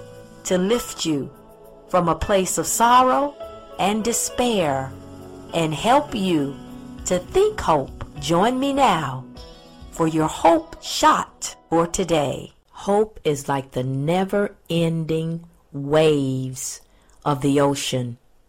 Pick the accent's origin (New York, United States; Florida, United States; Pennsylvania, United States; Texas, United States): Florida, United States; Pensacola; It might be just because I'm a native Floridian and I grew up in Pensacola, Florida